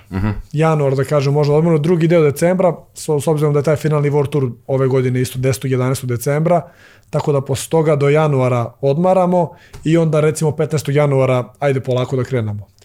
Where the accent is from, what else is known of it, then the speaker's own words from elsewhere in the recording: Serbia; kod nas u Srbiji